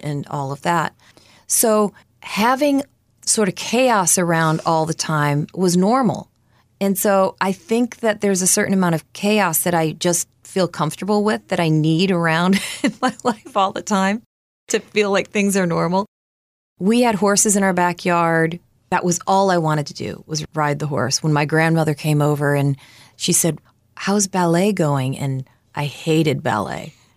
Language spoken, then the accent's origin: English; Novelty, Ohio, United States; I was born in Ohio, and at the time my family had a poultry farm outside of Cleveland in Novelty, Ohio